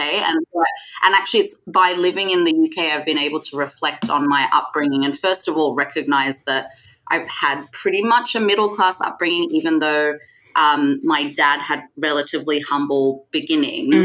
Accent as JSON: {"language": "English", "town": "Sydney", "region": "New South Wales", "country": "Australia", "tie": "born or raised there", "also_born_or_lived": "Singapore", "moved": "as an adult", "lives_now": "London, United Kingdom", "said": "I was born in Singapore, uh, but when I was about three or four, my parents moved to Sydney, Australia, where I grew up."}